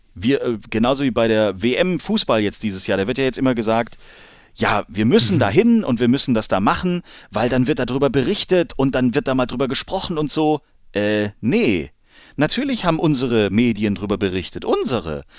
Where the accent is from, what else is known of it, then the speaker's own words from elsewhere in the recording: Germany; als Deutscher